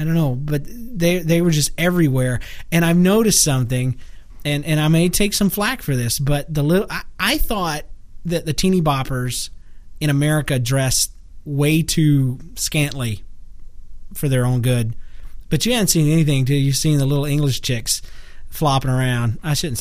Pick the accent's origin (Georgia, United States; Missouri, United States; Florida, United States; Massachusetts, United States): Florida, United States; moved away; I was raised in Florida.